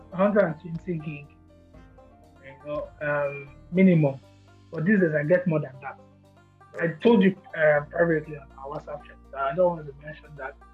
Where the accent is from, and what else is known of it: Nigeria